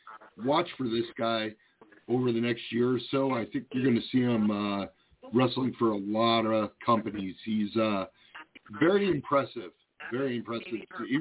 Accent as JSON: {"language": "English", "region": "Illinois", "country": "United States", "said": "I'm from Illinois"}